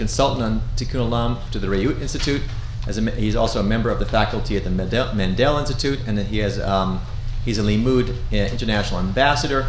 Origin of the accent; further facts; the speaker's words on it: South Africa; moved away; I am South African by birth. I am a rare third generation South African